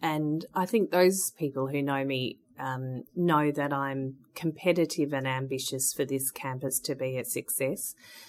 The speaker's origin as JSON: {"language": "English", "region": "Victoria", "country": "Australia", "tie": "born or raised there", "said": "both my parents worked at universities, and I grew up running around Monash University over the summer holidays."}